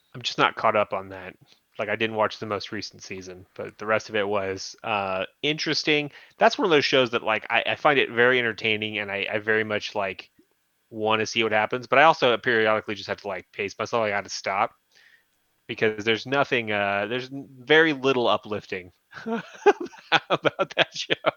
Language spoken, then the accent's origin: English; San Bernardino, California, United States; I grew up in San Bernardino